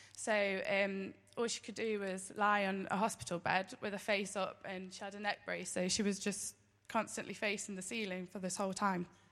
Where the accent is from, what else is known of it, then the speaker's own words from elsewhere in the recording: Derby, East Midlands, United Kingdom; born in Derby